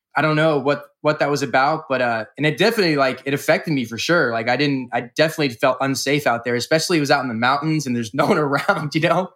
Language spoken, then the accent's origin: English; California, United States; From California.